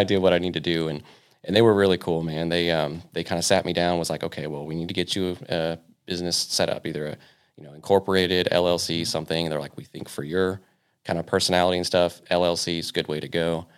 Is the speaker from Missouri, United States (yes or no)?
no; Victorville, California, United States; moved away as an adult; also born or lived in New Paris, Ohio; originally, I was born and raised in uh, Southern California. Um, so I grew up a lot of my uh, you know kind of young high school days in uh, Victorville